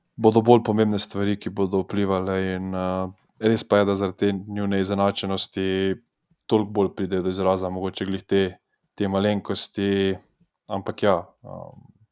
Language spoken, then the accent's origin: Slovenian; Slovenia; smo iz Slovenije